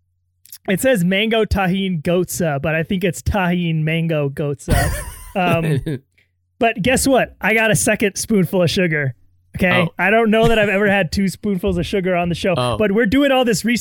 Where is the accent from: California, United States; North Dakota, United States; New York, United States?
California, United States; San Diego; Vista, which is in San Diego, my hometown